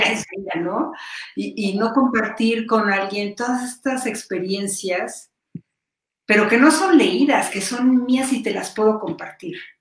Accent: Mexico; como muchos mexicanos

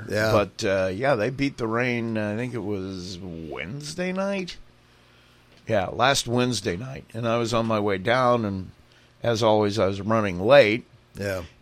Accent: Indiana, United States; I am an atheist. I'm from Indiana

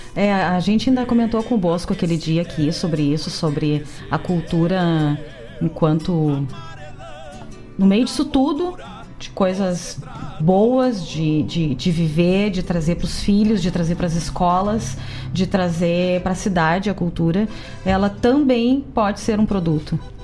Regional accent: Cachoeira do Sul, Rio Grande do Sul, Brazil; Eu que sou de Cachoeira do Sul, que eu tinha lá a vigília do canto gaúcho

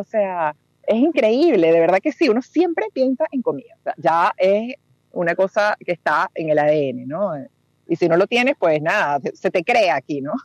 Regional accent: Venezuela; now in Peru; el blend es eh, Perú por mi mamá, Uruguay por mi papá, y yo nací en Venezuela

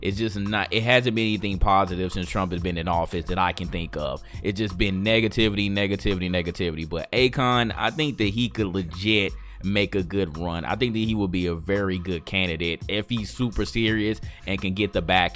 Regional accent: St. Louis, Missouri, United States; I'm from St. Louis

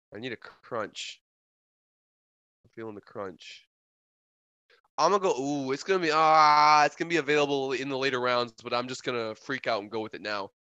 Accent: Wisconsin, United States; since I'm from the north, since I'm from Wisconsin

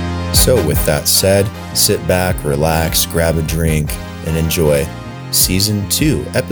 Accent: Las Vegas, Nevada, United States; now in Colombia; Where am I from? Yeah. Las Vegas.

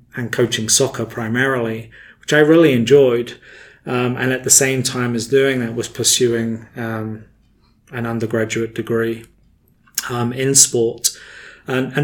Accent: England, United Kingdom; moved away as an adult; now in United States; as a young person growing up in England

